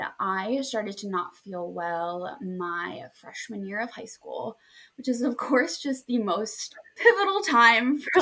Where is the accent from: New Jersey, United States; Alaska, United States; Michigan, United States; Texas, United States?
New Jersey, United States; also born or lived in Hoboken; I am from New Jersey and I currently live